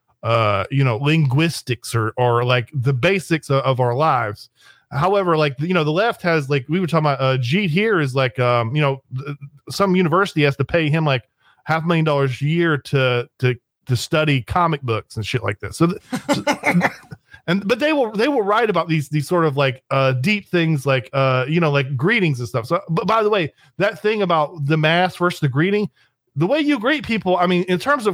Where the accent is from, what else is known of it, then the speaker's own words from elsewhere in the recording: United States; I'm an American